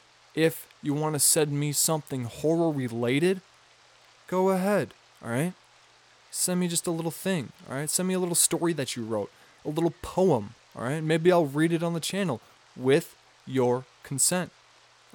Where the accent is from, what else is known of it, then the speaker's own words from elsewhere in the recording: Midwest, United States; I'm from the Midwest